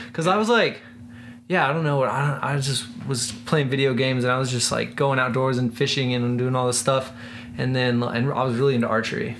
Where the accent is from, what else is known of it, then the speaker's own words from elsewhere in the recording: Silver City, New Mexico, United States; moved away; also born or lived in San Diego, California / Culver City, California; I'm from southern New Mexico, so I'm from a town called Silver City, New Mexico.